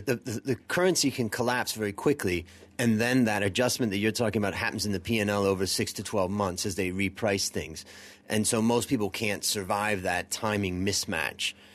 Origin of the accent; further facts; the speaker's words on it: United States; moved away; being an American